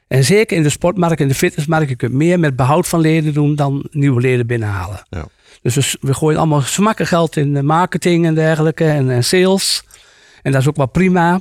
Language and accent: Dutch; Achterhoek, Gelderland, Netherlands; ik kom uit de Achterhoek